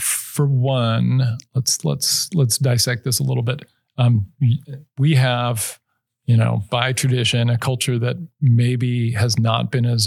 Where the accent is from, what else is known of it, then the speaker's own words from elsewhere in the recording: Idaho, United States; I'm from Idaho